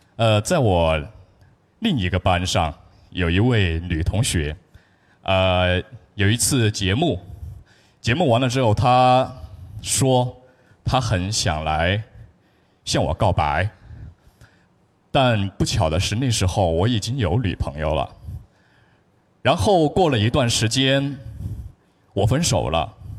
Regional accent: Chongqing, China; 我是一位来自重庆的小学语文班主任

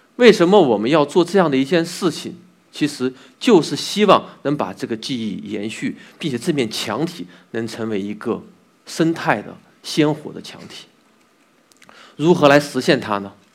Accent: Xinyang, Henan, China; moved away as an adult; now in Beijing, China; 我出生在一个河南的信阳，一个小城 我对那里的一个认识是从小就有的。那里三心水秀， 那里有非常好吃的小吃， 那里人和善一直都被称为一个宜居的城市。在零六年我来到了北京

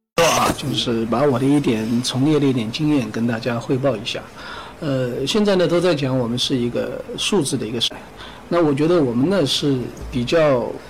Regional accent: China; 我们中国人自己的

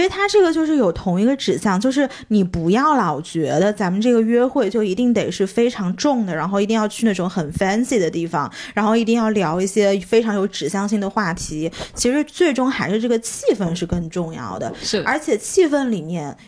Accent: Jiangxi, China; now in Shanghai, China; 作为一个江西人

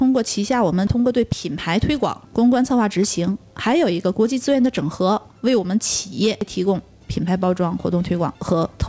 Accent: Northeast China, China; also born or lived in Shenzhen; now in Chongqing, China; 我这个东北人

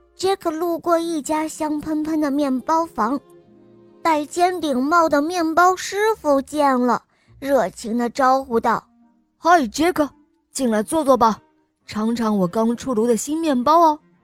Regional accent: Suzhou, Jiangsu, China; 我五岁了， 我来自苏州

